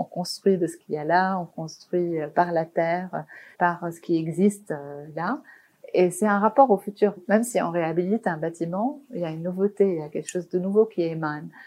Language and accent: French; Beirut, Beirut Governorate, Lebanon; j'ai grandi à Beyrouth, donc pendant la guerre